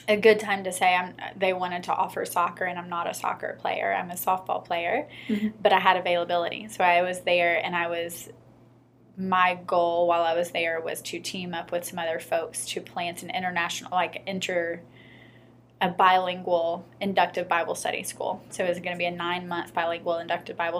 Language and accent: English; Memphis, Tennessee, United States; also born or lived in Cambodia; I'm originally from Memphis. I grew up, I went to White Station and the University of Memphis